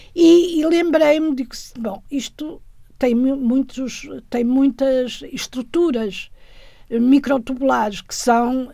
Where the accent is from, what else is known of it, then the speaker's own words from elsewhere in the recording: Guimarães, Norte, Portugal; moved away as an adult; also born or lived in Tadim, Minho / France; Cresci em Guimarães, Brito, em Brito